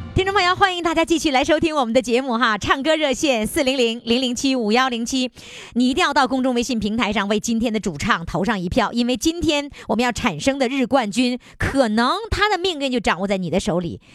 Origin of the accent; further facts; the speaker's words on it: Dalian, Liaoning, China; accent: Dalian dialect; 我大连话，我现在大连话越来越浓了